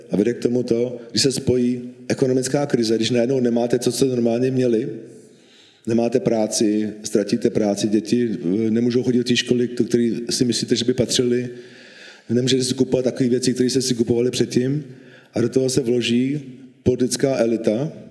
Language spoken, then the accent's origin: Czech; Bohemia, Czechia; born there; protože můj otec byl Slovák a já jsem Čech, já jsem narodil v Čechách. Pro mě Československo bylo přirozeně, eh, přirozený stát, v kterém jsem vyrůstal.